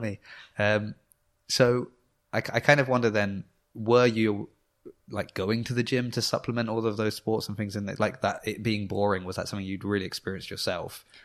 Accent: New Forest, South East England, United Kingdom; I'm from the New Forest

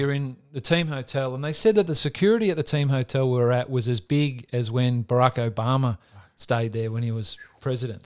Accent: Australia; growing up in Australia, wanting to play A F L footy

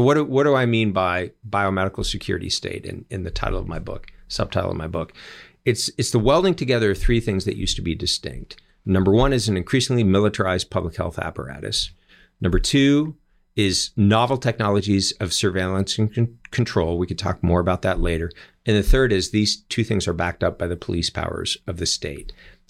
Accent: California, United States; a man named Javier Becerra, former Attorney General of my home state.

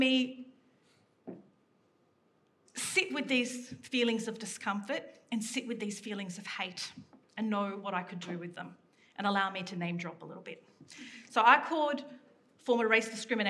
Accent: Sydney, New South Wales, Australia; I grew up in Western Sydney

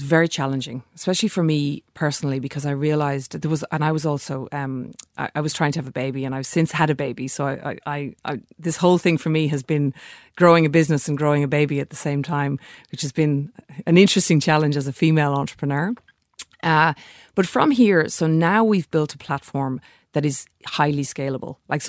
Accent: Ireland; now in Australia; I'm here in Australia. I'm Irish.

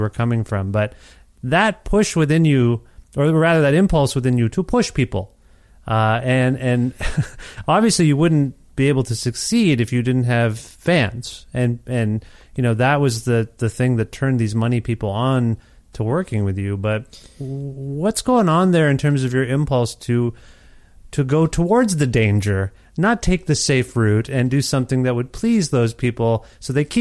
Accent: Ontario, Canada; moved away as an adult; also born or lived in Alberta; now in Edmonton, Canada; as a Canadian, growing up here, we didn't have the Howard Stern show.

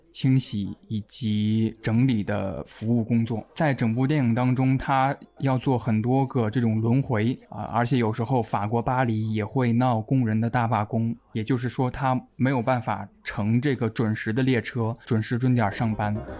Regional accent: northern China, China; 我是北方人

